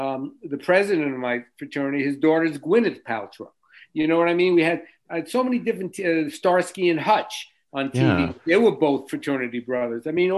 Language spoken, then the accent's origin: English; New York City, New York, United States; I grew up in Forest Hills, Queens, New York, in a little middle class area.